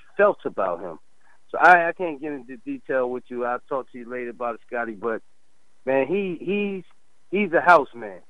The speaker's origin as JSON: {"language": "English", "region": "North New Jersey", "country": "United States", "said": "You know, I'm from North New Jersey"}